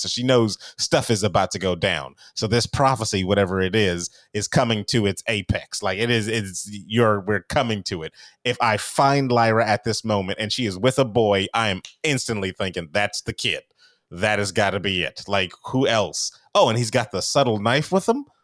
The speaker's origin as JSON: {"language": "English", "region": "California", "country": "United States", "said": "I'm a Californian"}